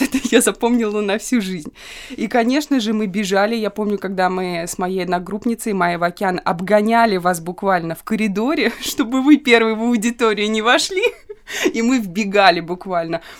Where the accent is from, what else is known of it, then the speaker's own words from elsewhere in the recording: Kaluga, Kaluga Oblast, Russia; moved away as an adult; now in Saint Petersburg, Russia; потому что я приехала в новый город, я из Калуги переехала в Петербург. Я жила в общаге